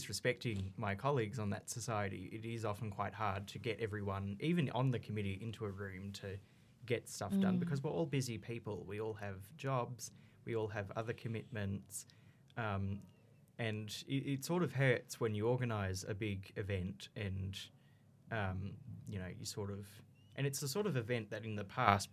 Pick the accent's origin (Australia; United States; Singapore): Australia; Canberra, Australian Capital Territory; I'm from Canberra, so I had it way better than most students